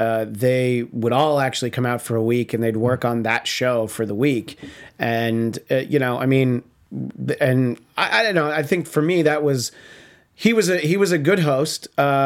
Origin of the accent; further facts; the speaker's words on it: East Coast, United States; moved away; growing up on the East Coast.